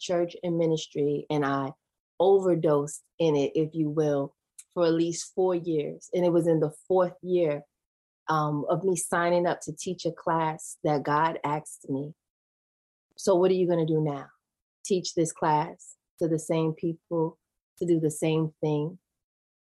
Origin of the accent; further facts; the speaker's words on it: New York City, New York, United States; moved away as an adult; also born or lived in Georgia; I grew up in Queens, New York, went to Catholic school